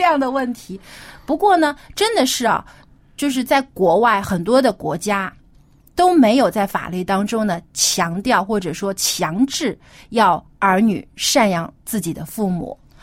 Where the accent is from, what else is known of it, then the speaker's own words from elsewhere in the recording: China; 我们中国人是非常注重这个家庭观